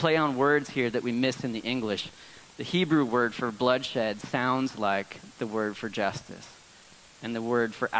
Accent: Northern California, United States; I grew up in Northern California

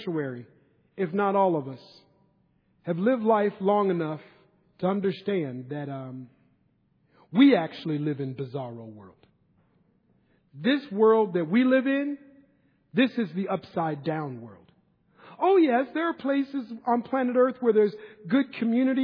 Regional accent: Minneapolis, Minnesota, United States; moved away as an adult; now in Northern California, United States; Growing up in Minneapolis, Minnesota, when I was young

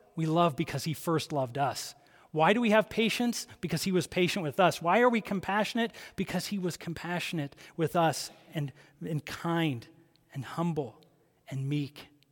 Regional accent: Columbus, Ohio, United States; I grew up in Columbus, Ohio

